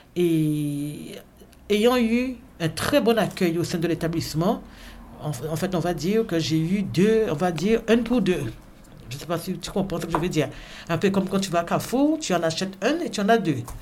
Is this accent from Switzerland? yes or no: no; Pointe-à-Pitre, Guadeloupe; moved away as an adult; now in Charleville-Mézières, France; je suis originaire de la Guadeloupe, qui est un département d'outre-mer